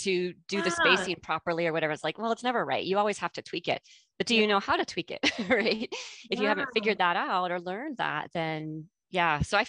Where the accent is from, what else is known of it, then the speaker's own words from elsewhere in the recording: United States; moved away; So I am born and raised in the United States. A lot of people don't know that about me. I lost my accent when I came. So they don't know that, but that is where I grew up.